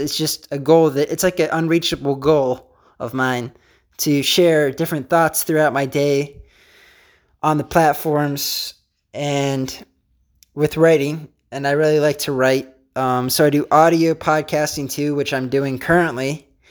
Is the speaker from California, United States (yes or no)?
no; Pennsylvania, United States; I'm from Pennsylvania.